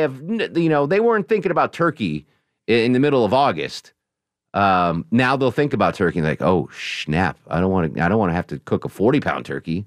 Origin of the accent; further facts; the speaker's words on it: Connecticut, United States; in my home state of Connecticut